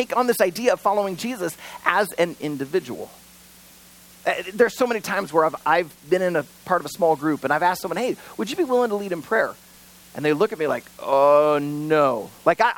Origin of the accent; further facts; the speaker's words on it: United States; I was born in America and raised in America